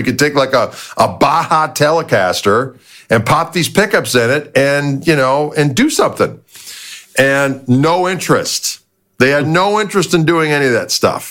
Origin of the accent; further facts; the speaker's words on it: Midwest, United States; we're both from Midwest